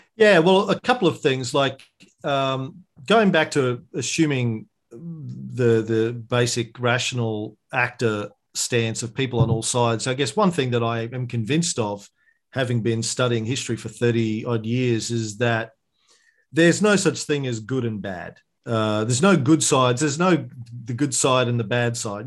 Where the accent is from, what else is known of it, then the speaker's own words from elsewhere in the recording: Bundaberg, Queensland, Australia; growing up in Bundaberg in country Queensland